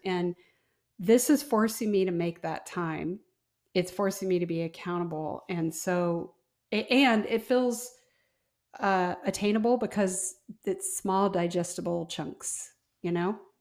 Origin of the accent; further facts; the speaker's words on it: Midwest, United States; I'm from the Midwest